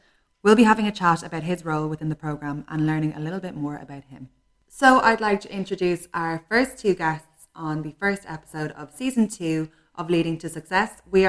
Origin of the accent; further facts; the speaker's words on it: Celbridge, Leinster, Ireland; I'm from Selbridge.